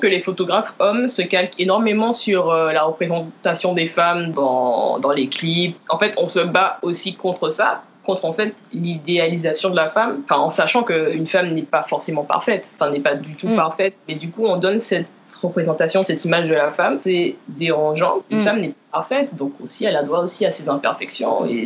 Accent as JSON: {"language": "French", "town": "Lamentin", "country": "Guadeloupe", "tie": "born or raised there", "moved": "yes", "said": "originaire du Lamentin"}